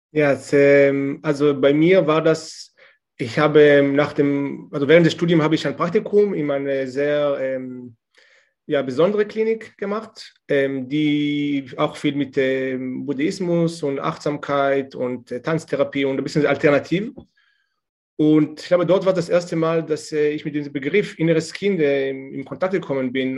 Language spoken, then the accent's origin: German; Israel; German is a second language; moved away as an adult; now in Germany; ich komme ursprünglich aus Israel